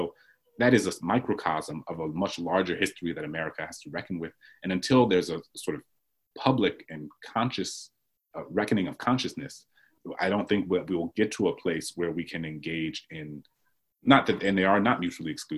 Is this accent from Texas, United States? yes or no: no; New Orleans, Louisiana, United States; I grew up Catholic in New Orleans